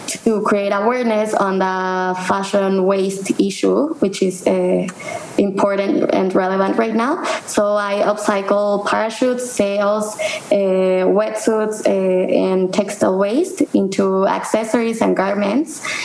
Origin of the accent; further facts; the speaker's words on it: Mexico City, Mexico; I'm from Mexico City.